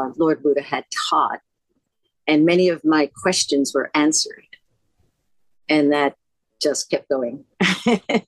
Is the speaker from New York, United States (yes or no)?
yes; New York City, New York, United States; I am an American. I am a New Yorker. I grew up Lower East Side